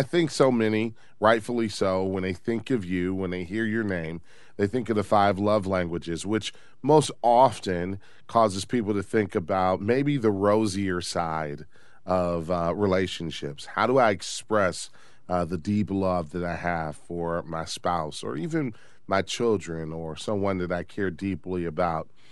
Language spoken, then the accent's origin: English; Detroit, Michigan, United States; I grew up in Detroit, the Motor City